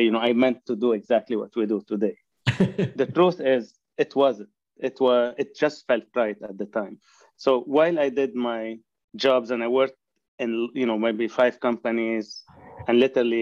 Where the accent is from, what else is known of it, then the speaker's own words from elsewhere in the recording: Lebanon; moved away as an adult; now in Canada; I have grown in Lebanon, and I immigrated to Canada in 1990